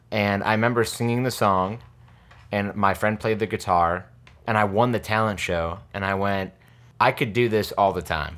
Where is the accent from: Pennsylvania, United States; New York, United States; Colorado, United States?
New York, United States; New Hartford; moved away as an adult; also born or lived in Albany, New York / Bushwick, New York City; now in New York City, United States; I grew up in New Hartford, and then when I was nineteen, my parents moved back to Albany